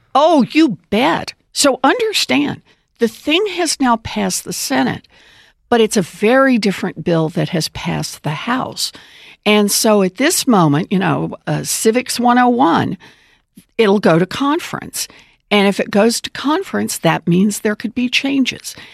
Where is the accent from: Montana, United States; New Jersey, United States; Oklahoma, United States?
Oklahoma, United States; I grew up out in Oklahoma and uh, born and raised there.